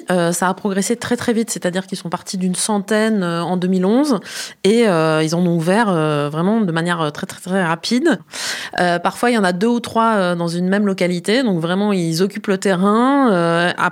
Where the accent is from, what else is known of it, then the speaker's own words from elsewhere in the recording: Normandy, France; Je viens de l'Orne. On en a une dans notre ville, mais euh, j'y vais très occasionnellement.